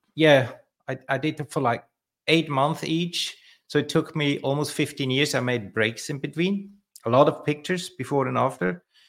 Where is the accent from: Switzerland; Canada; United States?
Switzerland; I grew up in Switzerland, uh, in an orphanage.